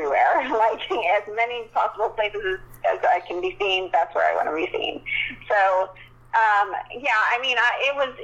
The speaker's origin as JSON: {"language": "English", "region": "Texas", "country": "United States", "said": "I'm from Texas"}